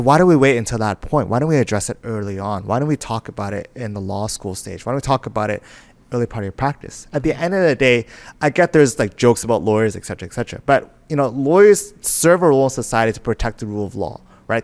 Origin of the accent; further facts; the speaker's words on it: Vancouver, British Columbia, Canada; I was born and raised in Vancouver